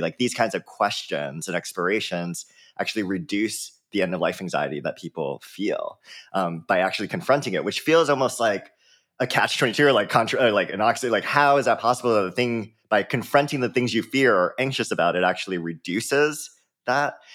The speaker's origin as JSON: {"language": "English", "area": "Oahu", "region": "Hawaii", "country": "United States", "tie": "born or raised there", "said": "I grew up in Hawaii, um, born and raised there on the island of Oahu in a small town"}